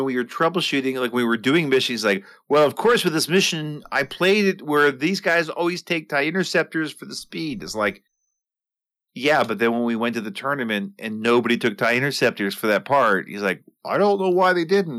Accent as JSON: {"language": "English", "region": "New York", "country": "United States", "also_born_or_lived": "the South (US)", "moved": "yes", "said": "I'm from New York"}